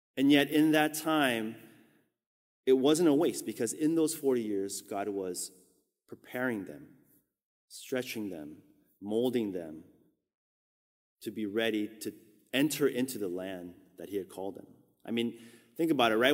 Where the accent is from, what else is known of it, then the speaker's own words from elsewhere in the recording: Southern California, United States; moved away as an adult; also born or lived in Korea / Orange County; now in New York, United States; I had basically been raised my whole life after we immigrated from Korea for the last thirty-six years in Southern California